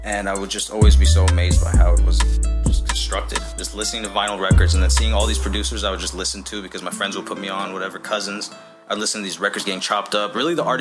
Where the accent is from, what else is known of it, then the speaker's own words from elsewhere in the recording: Oxnard, California, United States; I'm from Oxnard, California. I was born here